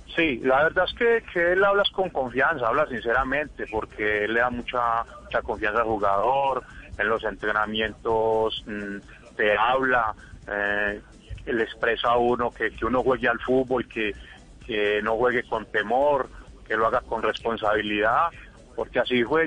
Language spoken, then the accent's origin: Spanish; Colombia; yo soy muy colombiano